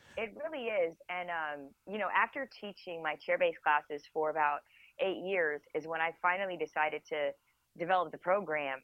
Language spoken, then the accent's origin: English; United States; I'm from the United States